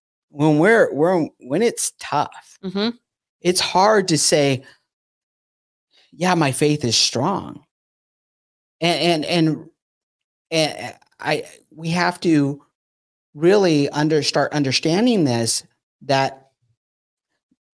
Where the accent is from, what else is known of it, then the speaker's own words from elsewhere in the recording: California, United States; I grew up in California.